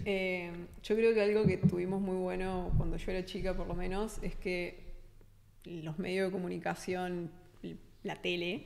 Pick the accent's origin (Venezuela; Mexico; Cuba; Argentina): Argentina; Yo soy argentina, paso mucho tiempo en el país